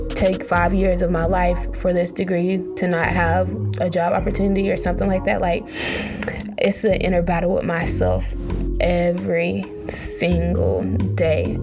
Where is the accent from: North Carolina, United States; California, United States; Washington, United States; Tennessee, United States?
North Carolina, United States; I am from North Carolina, 336 Trefo